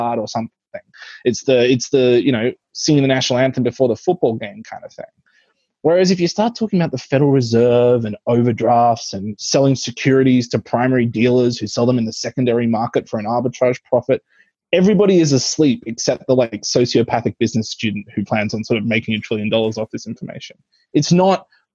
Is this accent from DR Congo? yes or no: no; Australia; I grew up in Australia, the Queen was on my currency